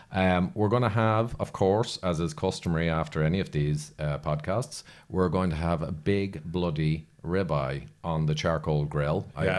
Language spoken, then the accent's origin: English; Ireland; But then I'm Irish. We're all like that.